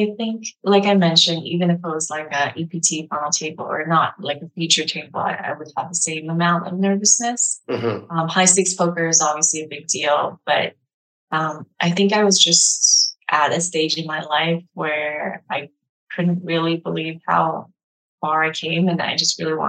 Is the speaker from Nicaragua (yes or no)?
no; China; born there; first language Mandarin Chinese; English is a second language; Even though I was born in China and Mandarin Chinese is my primary language when I speak with my parents